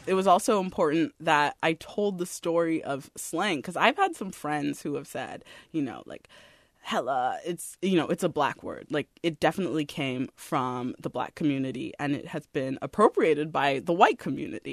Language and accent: English; San Jose, California, United States; I grew up here. I grew up in San Jose.